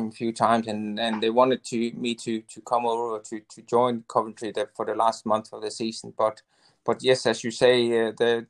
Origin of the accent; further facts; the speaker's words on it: Denmark; moved away as an adult; totally different to what I was used to from Denmark